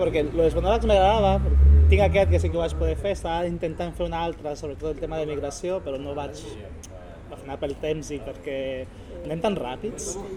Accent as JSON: {"language": "Catalan", "country": "Honduras", "moved": "yes", "lives_now": "Sabadell, Spain", "said": "d'on vinc, de, des d'Honduras, persona latina"}